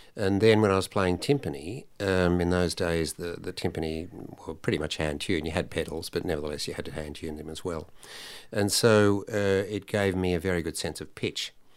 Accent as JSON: {"language": "English", "town": "Sydney", "region": "New South Wales", "country": "Australia", "tie": "born or raised there", "also_born_or_lived": "Italy", "said": "I sang at a Sunday school anniversary for the, uh, Salvation Army in, uh, North Sydney."}